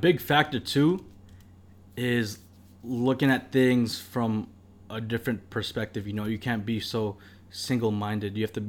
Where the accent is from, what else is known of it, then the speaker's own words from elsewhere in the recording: Philippines; Hey, we're fucking Filipino, dude. Good-ass food in the fucking house every single day.